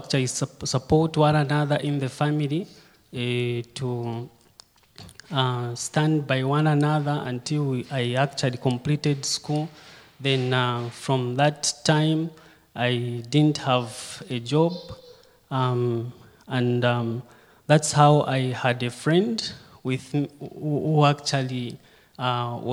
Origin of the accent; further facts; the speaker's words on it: Kitwe, Copperbelt Province, Zambia; I was born and brought up in Kitwe. Kitwe is just a city on the Copper Belt.